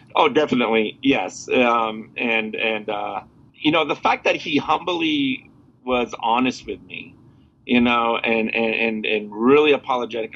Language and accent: English; Burlington, Vermont, United States; now in Houston, United States; Originally, I'm from Burlington, Vermont, and I now live in Houston, Texas.